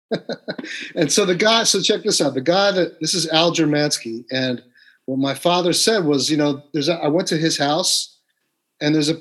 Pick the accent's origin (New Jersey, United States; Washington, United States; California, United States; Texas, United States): New Jersey, United States; West Orange; also born or lived in New York City; I'm from West Orange, New Jersey.